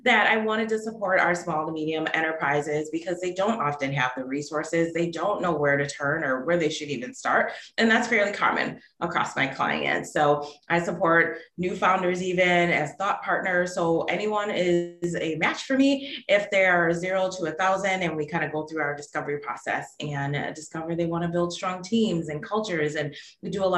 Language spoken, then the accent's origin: English; Milwaukee, Wisconsin, United States; moved away as an adult; also born or lived in Texas; now in Pittsburgh, United States; I grew up in Milwaukee, Wisconsin, lived there my whole life